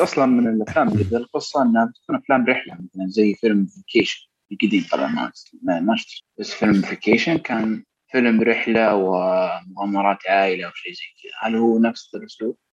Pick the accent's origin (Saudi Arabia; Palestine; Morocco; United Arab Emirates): Saudi Arabia; عندنا في السعوديه